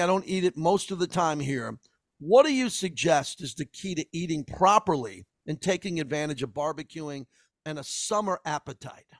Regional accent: Massapequa, New York, United States; growing up in Massapequa, Long Island.

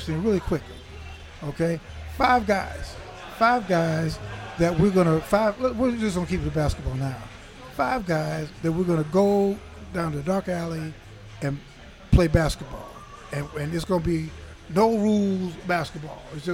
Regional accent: Chicago, Illinois, United States; I grew up in Chicago.

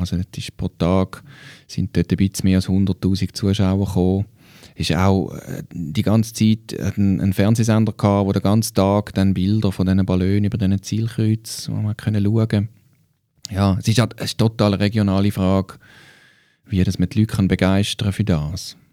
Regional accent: Switzerland; bei uns in der Schweiz

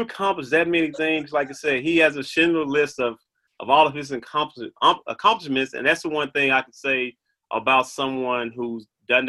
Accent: Brownsville, Tennessee, United States; I'm from Brownsville. So I was always a homegrown kid that really just loved being there

